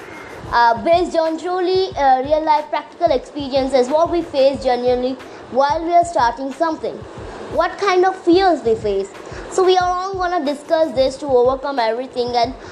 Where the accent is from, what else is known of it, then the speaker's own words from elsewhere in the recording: Visakhapatnam area, Andhra Pradesh, India; I'm from Andhra Pradesh, from Visakhapatnam side, not from Visakhapatnam.